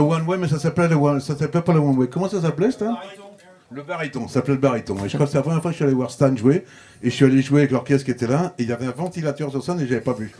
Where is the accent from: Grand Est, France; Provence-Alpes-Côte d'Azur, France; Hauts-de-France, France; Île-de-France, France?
Île-de-France, France; Paris; accent: Parisian; je me sers dans mon accent parisien de ma manière de parler